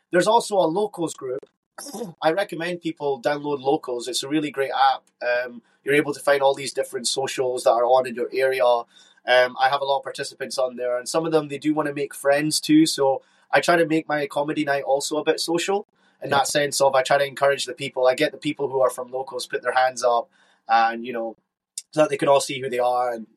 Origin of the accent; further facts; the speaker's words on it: Scotland, United Kingdom; I'm from Scotland